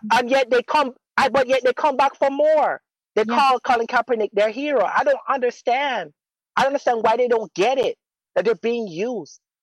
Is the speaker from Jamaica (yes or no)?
yes; Jamaica; moved away as an adult; now in United States; I was born in America and I lived in Jamaica for 15 years